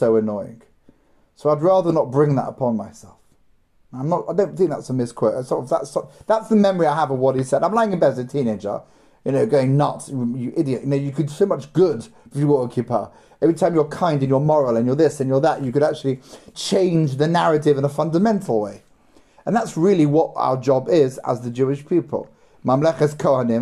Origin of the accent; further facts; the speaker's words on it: London, United Kingdom; I grew up in London